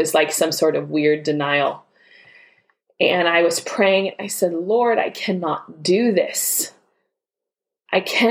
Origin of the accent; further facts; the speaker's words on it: Texas, United States; moved away as an adult; also born or lived in Port Arthur, Texas; now in Muskegon, United States; I am from Texas